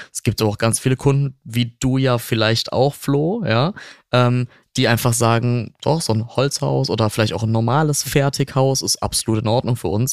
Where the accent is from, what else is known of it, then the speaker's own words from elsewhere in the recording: near Cologne-Bonn, North Rhine-Westphalia, Germany; ich komme ähm, nicht aus Franken, ich komme aus der Nähe äh, von Köln-Bonn, ja, so ein bisschen aus dem Speckgürtel